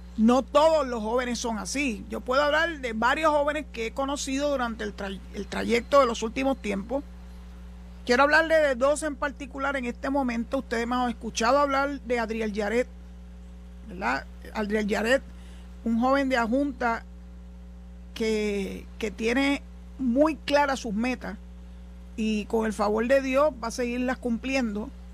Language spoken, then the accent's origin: Spanish; Puerto Rico